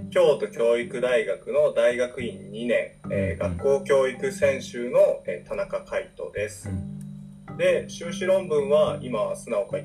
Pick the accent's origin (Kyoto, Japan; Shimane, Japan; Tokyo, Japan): Shimane, Japan; Matsue; born there; 言うとまず松江で生まれます、